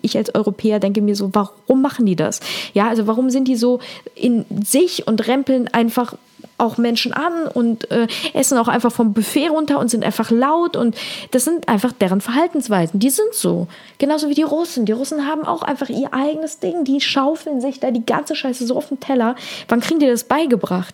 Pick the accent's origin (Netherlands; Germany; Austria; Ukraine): Ukraine; moved away; Ich bin ja aus der Ukraine, das heißt, ich spreche Russisch